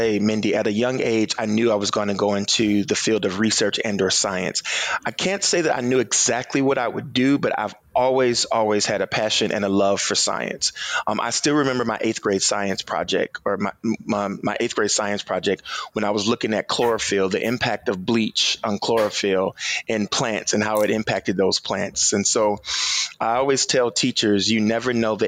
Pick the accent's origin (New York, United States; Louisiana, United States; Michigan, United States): Michigan, United States; Muskegon Heights; moved away as an adult; now in Chicago, United States; Muskegon Heights, Michigan, in a small town there. And I grew up in Michigan.